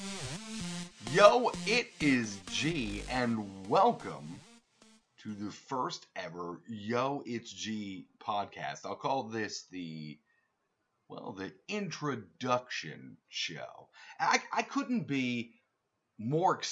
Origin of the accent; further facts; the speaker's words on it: United States; as American people